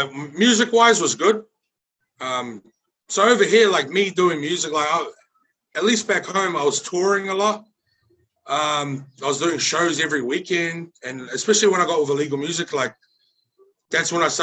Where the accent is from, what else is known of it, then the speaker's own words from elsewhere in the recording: Auckland, New Zealand; moved away as an adult; now in Brisbane, Australia; being raised in the hood in South Auckland